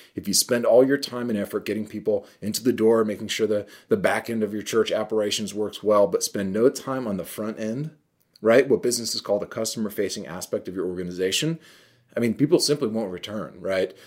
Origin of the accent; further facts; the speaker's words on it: New York, United States; I'm from New York